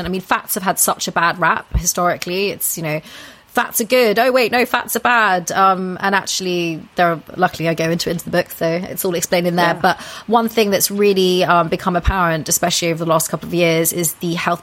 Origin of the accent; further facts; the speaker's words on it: United Kingdom; being very British myself